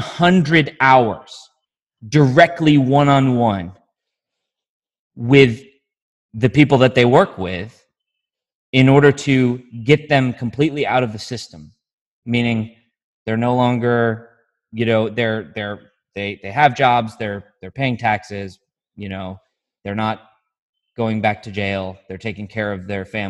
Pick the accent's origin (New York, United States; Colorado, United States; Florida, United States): New York, United States; Syracuse; in my, you know, affluent white community I grew up in Syracuse, there are some dangerous people.